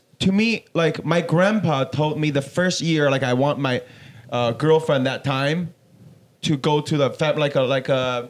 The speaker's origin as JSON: {"language": "English", "country": "China", "moved": "as an adult", "lives_now": "United States", "said": "In China, all I did wanted to do is to, like, I was doing like a, my job was like a tour, like a guide, like with tour company, taking Chinese people out in Asian countries."}